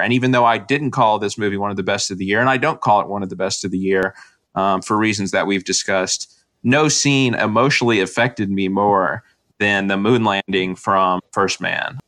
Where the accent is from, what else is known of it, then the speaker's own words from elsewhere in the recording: United States; our country